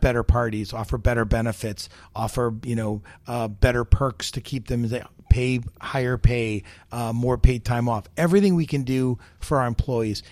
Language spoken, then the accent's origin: English; United States; I'm the American